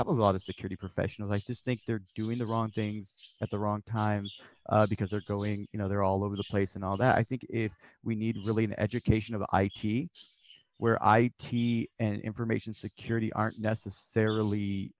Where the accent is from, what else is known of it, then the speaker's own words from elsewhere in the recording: Texas, United States; I'm from Texas, but where I'm from, we don't get a lot of help from the government